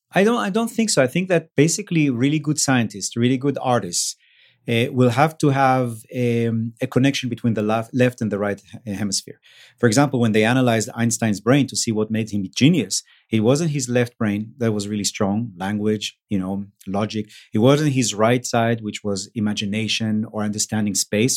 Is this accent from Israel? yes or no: yes; Israel; moved away; also born or lived in Mexico; I grew up in Israel